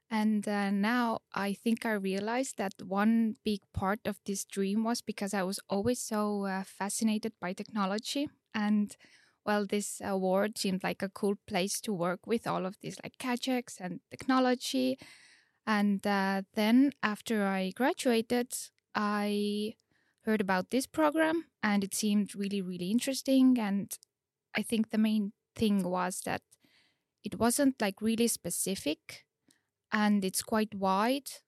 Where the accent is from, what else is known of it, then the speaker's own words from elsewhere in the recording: Estonia; Uh, I'm from Estonia and uh, I am a second year master student at uh, the digital health uh, program. I did my bachelor's in Estonia in uh, nursing and uh, midwifery.